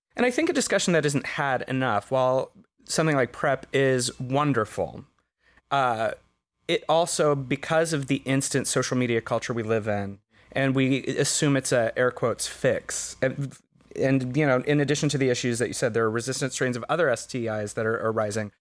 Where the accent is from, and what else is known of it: United States